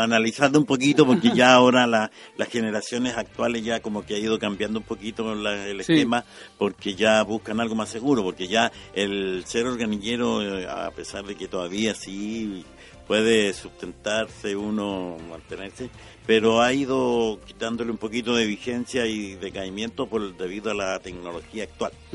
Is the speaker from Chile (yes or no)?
yes; La Serena, Coquimbo, Chile; moved away; yo soy nací en La Serena